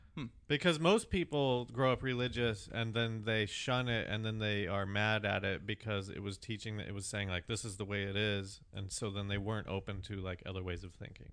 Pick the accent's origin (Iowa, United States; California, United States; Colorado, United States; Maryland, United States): Colorado, United States; Fort Collins; we're from Fort Collins, which is a college town